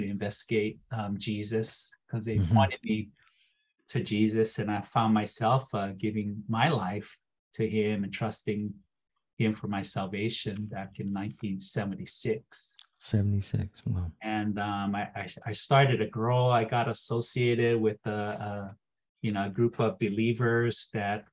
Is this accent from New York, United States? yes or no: no; Pearl City, Hawaii, United States; now in Arcata, United States; born and raised in Hawaii.